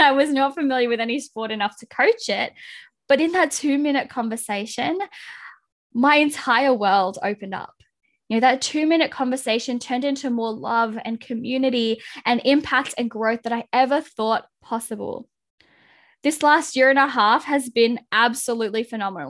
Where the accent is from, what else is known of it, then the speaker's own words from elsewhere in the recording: Philippines; being the Filipino that I am